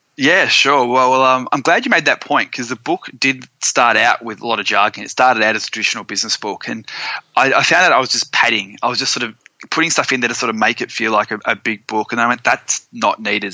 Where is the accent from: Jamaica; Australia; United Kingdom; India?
Australia; moved away; also born or lived in Florida; being an Aussie